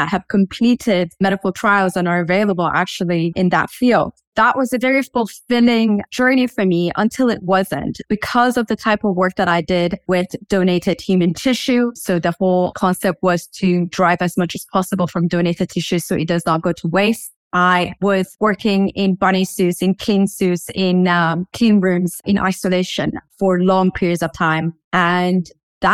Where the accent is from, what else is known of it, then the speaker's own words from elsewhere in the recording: Dubai, United Arab Emirates; also born or lived in Iran / United States; I am from Iran, but brought up in Dubai, United Arab Emirates